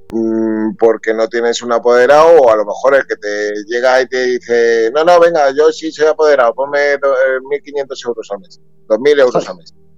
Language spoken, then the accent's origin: Spanish; Spain; also born or lived in Peru; al no estar aquí en mi país